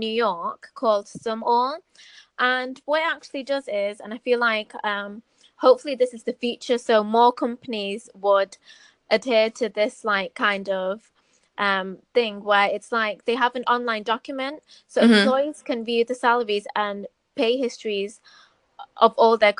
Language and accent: English; Manchester, North West England, United Kingdom; I'm from Manchester